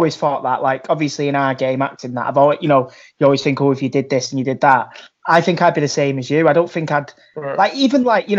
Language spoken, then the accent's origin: English; United Kingdom; we're not free citizens, are we? We're British subjects.